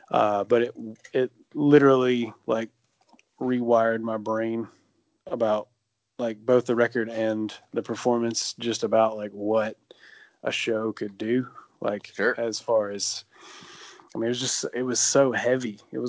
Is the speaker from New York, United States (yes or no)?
no; Alabama, United States; also born or lived in Montevallo, Alabama; It's totally like, hey, don't forget I'm from Alabama.